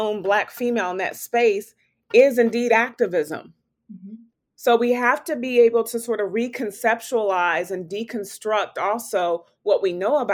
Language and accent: English; Topeka, Kansas, United States; I was born and raised in Topeka, Kansas